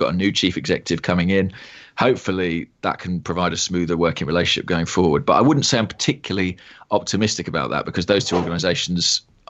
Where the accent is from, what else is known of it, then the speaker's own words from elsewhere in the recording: England, United Kingdom; as an Englishman